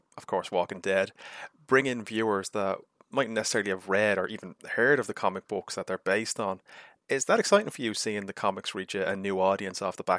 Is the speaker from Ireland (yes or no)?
yes; Ireland; being Irish